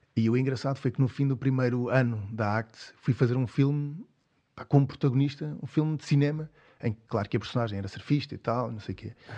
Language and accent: Portuguese; Cascais, Lisbon, Portugal; sou lá de Cascais